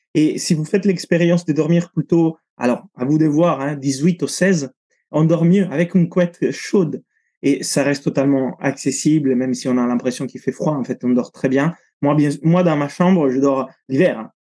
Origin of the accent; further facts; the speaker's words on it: Italy; moved away; je suis italien, j'ai grandi sous la côte italienne